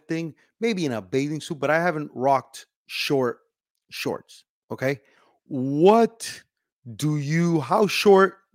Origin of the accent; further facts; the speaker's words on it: Miami, Florida, United States; I'm in Miami. Okay, I'm Cuban from Miami.